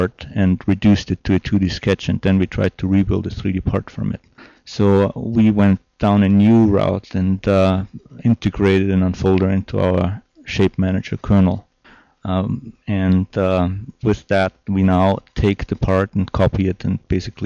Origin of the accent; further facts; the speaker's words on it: Austria; English is a second language; moved away as an adult; also born or lived in San Diego, United States / Portland, United States; now in United States; I'm originally from Austria, and I had the great opportunity to move to the United States